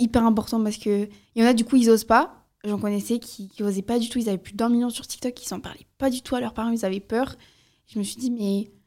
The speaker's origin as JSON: {"language": "French", "area": "the South", "region": "southern France", "country": "France", "said": "je viens du Sud"}